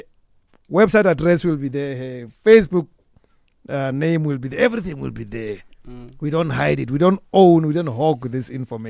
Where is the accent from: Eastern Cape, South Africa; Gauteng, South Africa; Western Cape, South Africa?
Gauteng, South Africa; Soweto; I grew up in Soweto in a mostly Tswana-speaking area. But there was this Tosa-speaking family in the neighborhood.